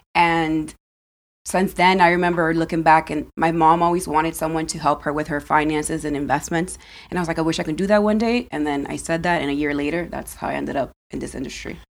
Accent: Dominican Republic; now in United States; I was born in Dominican Republic

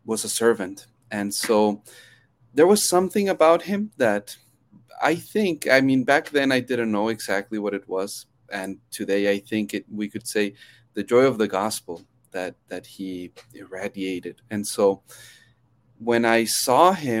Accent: Chihuahua, Mexico; also born or lived in United States; now in El Paso, United States; So actually, I grew up in Mexico. I was born in the States, but then grew up in Chihuahua City

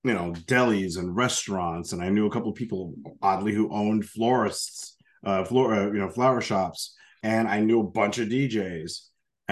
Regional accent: Yonkers, New York, United States; Born and raised in Yonkers, New York, just outside

